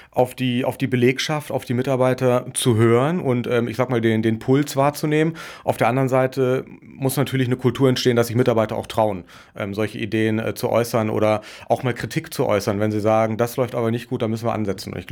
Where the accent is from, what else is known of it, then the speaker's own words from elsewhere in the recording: Wolfsburg, Lower Saxony, Germany; Also ich bin in, in Wolfsburg aufgewachsen, im Norden, habe dann in Würzburg Wirtschaftswissenschaften studiert